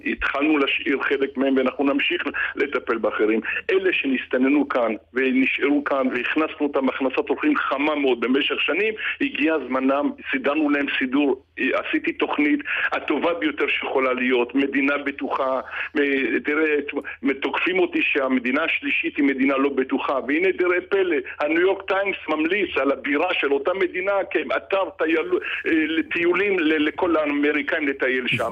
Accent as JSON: {"language": "Hebrew", "town": "Bat Yam", "region": "Tel Aviv District", "country": "Israel", "tie": "born or raised there", "said": "אני גדלתי בבת ים ואני מכיר את דרום תל אביב"}